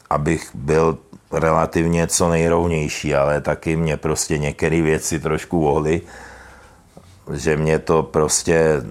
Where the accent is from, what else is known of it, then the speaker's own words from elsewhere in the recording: Czechia; Můžu tím něčeho dosáhnout jako my jsme z Čech